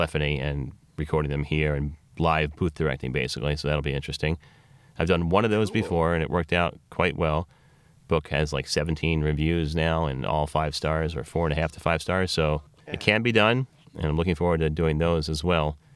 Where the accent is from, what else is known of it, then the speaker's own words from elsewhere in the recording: Philadelphia, Pennsylvania, United States; I'm from Philadelphia